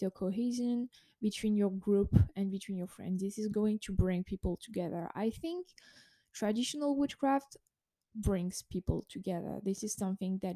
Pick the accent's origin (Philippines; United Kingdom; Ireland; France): France; I was born in France